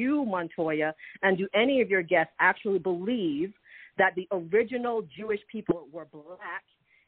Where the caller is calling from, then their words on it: Toronto, Ontario, Canada; I'm calling from Toronto, Canada.